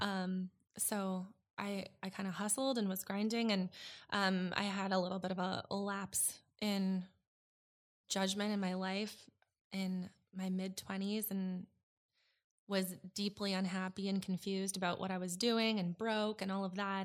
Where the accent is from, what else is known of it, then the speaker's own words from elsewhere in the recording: suburb outside Edmonton, Alberta, Canada; moved away as an adult; I moved from Alberta, um, a suburb just outside of Edmonton when I was twenty